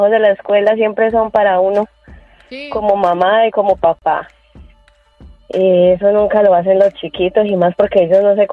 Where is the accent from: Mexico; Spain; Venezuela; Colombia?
Colombia; moved away; Bueno, yo también soy colombiana